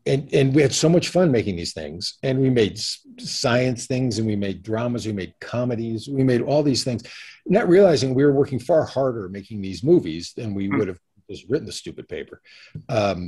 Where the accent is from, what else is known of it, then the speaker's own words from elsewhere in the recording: Connecticut, United States; also born or lived in New York City; I grew up in Connecticut, though I consider myself a New Yorker